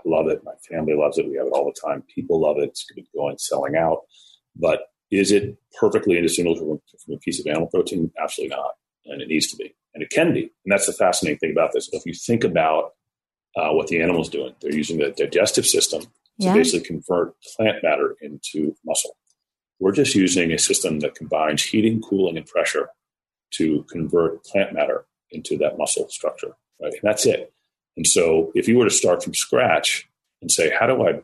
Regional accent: Washington, District of Columbia, United States; also born or lived in College Park, Maryland / western Maryland; I grew up in Washington, D.C. and in College Park, Maryland.

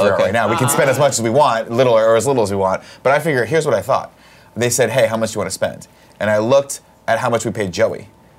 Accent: Mexico; Up in, yeah, growing up in Mexico, I saw a bunch of foreign films. The Godfather, Jaws.

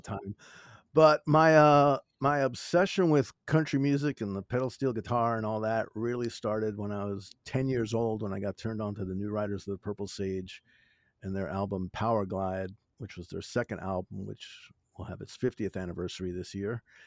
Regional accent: New York, United States; growing up in New York at the time I did, having W L I R and W N

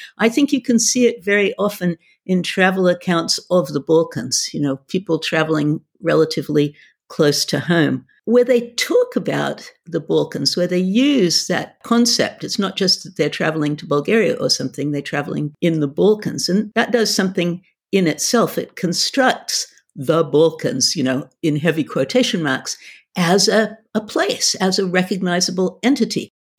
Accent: California, United States; also born or lived in Australia; now in United Kingdom; I'm Australian, grew up in California, and now I've spent more than my life in the UK

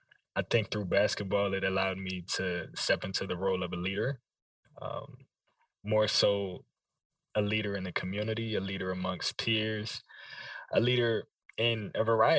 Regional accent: Largo, Maryland, United States; I grew up in Largo, Maryland, the DC metropolitan area

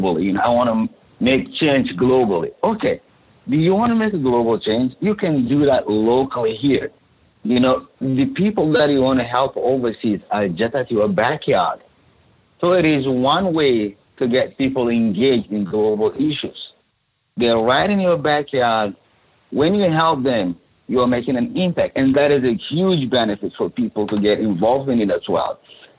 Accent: Sudan; moved away as an adult; now in Chicago, United States; I come from Sudan, that is in Africa.

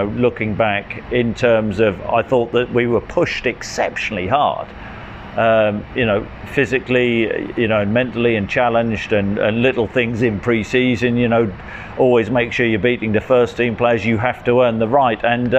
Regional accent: Nottingham, East Midlands, United Kingdom; born there; But that was because I was born in Nottingham.

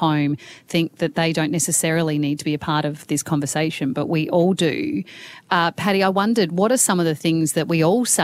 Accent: Australia; as an Australian living in a country where we have an absolute crisis on our hands

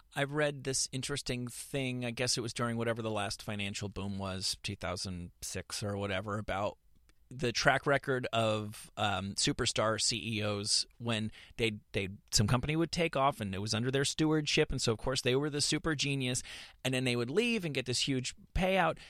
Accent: New York, United States; now in Los Angeles, United States; I'm from New York

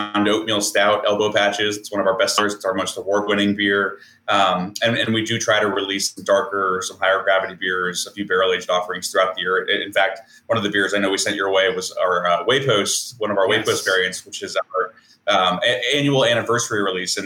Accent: Northern Virginia, United States; also born or lived in Williamsburg, Virginia; I grew up in Northern Virginia, about 3 hours north of here, just shy of Washington, D.C.

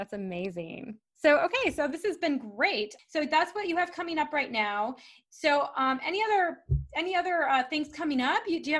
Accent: Michigan, United States; moved away; also born or lived in Kuwait; we're both from Michigan, even though we're like totally living in different places right now.

